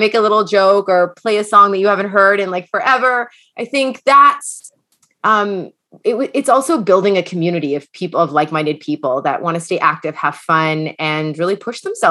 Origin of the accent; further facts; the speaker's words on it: London, Ontario, Canada; also born or lived in New York City; now in Toronto, Canada; I am originally from London, Ontario, but I live currently in Toronto